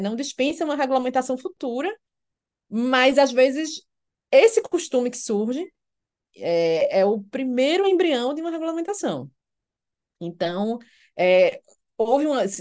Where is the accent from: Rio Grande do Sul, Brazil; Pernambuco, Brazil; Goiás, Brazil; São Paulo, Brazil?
Pernambuco, Brazil; Recife; moved away as an adult; also born or lived in Alicante, Spain; now in Brasília, Brazil; nasci e cresci no Recife, me formei na Universidade Federal de Pernambuco e vim para Brasília